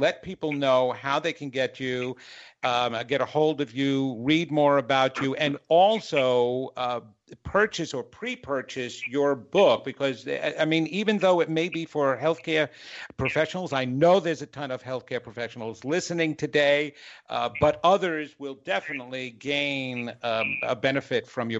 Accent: New York, United States; now in North Carolina, United States; I had to let Dr. Greg know that I'm originally from New York. He could not tell. Because of my 25 years in North Carolina, I guess I lost that accent

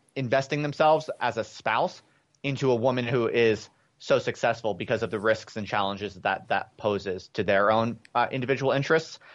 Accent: United States; moved away as an adult; also born or lived in England; an American P H D student

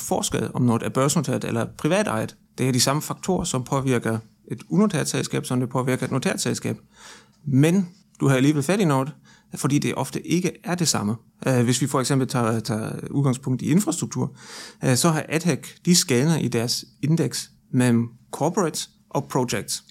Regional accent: Germany; now in Denmark; syd for grænsen i Tyskland, hvor jeg nu kommer fra

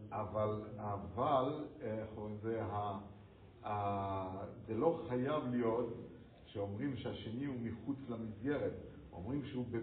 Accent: France; now in Amsterdam, Netherlands; אני לא בצרפת, אני צרפתי, אבל אני באמסטרדם.

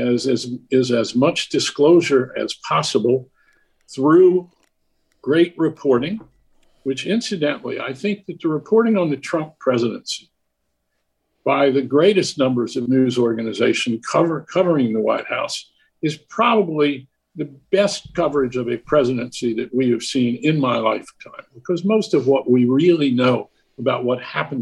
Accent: Washington, District of Columbia, United States; also born or lived in Maryland suburbs; my native city of Washington and the suburbs where I moved when I was 11 years old

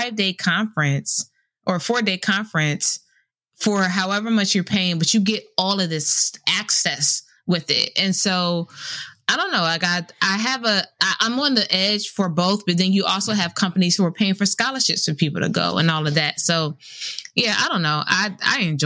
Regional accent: Camden, New Jersey, United States; moved away as an adult; also born or lived in Raleigh, North Carolina; I am originally from Camden, New Jersey.

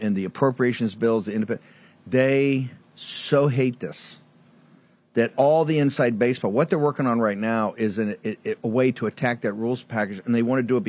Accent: Norfolk, Virginia, United States; coming from Norfolk, Virginia, being born there.

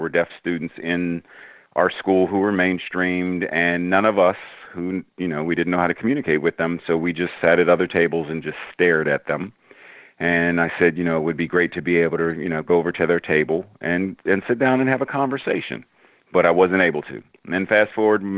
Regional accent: Pittsburgh, Pennsylvania, United States; moved away as an adult; now in Maryland, United States; I grew up in Pittsburgh

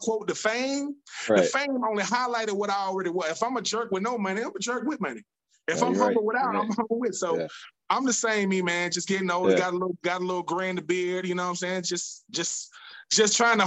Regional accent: Swainsboro, Georgia, United States; I'm from a little small town, Swainsboro, Georgia, about an hour south of Augusta

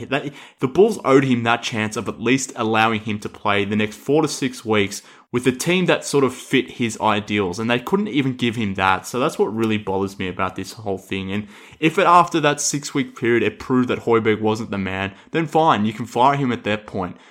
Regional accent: Australia; accent: Australian; I'm obviously with my accent here from Australia

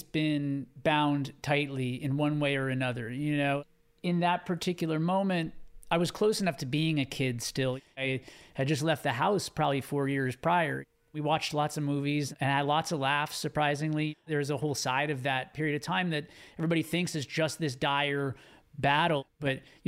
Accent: Southern California, United States; growing up in Southern California

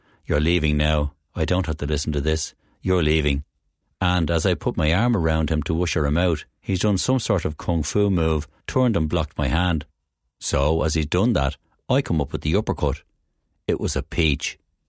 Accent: Dublin, Leinster, Ireland; moved away as an adult; also born or lived in United States; now in England; I'm from Dublin as well.

